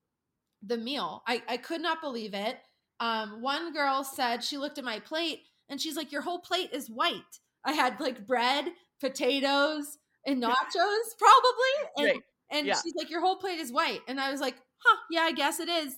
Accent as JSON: {"language": "English", "region": "Pennsylvania", "country": "United States", "said": "I was from Pennsylvania"}